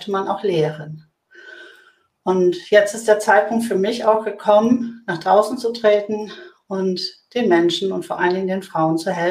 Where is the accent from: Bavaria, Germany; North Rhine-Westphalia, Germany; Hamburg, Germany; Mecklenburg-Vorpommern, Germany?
Hamburg, Germany; Ich bin äh, Hamburgerin, äh, Bankerin seit 30 Jahren